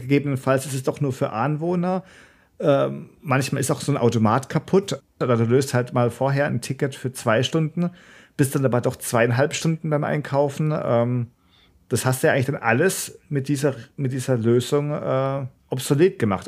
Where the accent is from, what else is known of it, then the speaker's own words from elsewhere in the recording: Karlsruhe, Baden-Württemberg, Germany; ich bin ja in Karlsruhe aufgewachsen, war da in der Schule, dann später auch zum Studieren